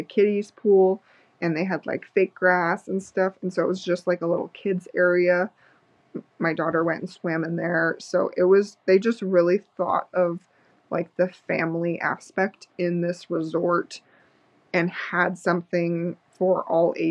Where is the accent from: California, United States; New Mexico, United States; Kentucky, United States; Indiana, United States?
New Mexico, United States; I am from New Mexico